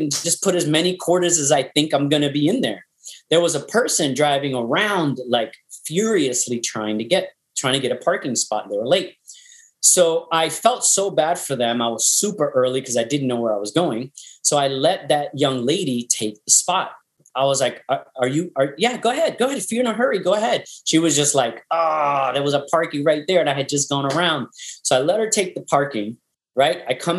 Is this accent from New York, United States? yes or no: yes; New York, United States; And I was like, no, I got here early. I'm from New York, you know, blah, blah, blah.